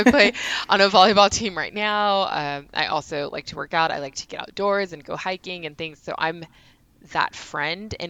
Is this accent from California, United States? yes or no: yes; Union City, California, United States; I'm from Union City.